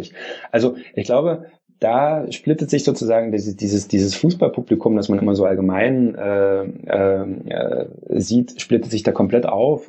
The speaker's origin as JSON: {"language": "German", "country": "Germany", "said": "bei uns in Deutschland"}